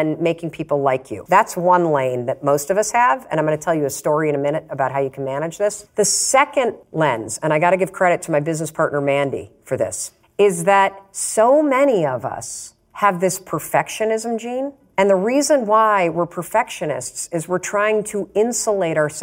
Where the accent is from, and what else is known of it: Muskegon, Michigan, United States; born or raised there; moved away as an adult; now in Boston, United States